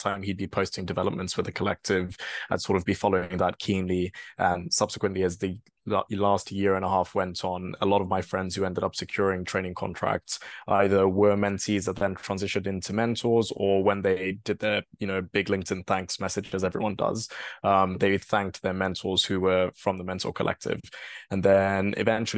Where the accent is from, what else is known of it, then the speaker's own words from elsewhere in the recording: Kenya; moved away as an adult; also born or lived in Bristol, United Kingdom / London, United Kingdom; now in United Kingdom; I am a Kenyan national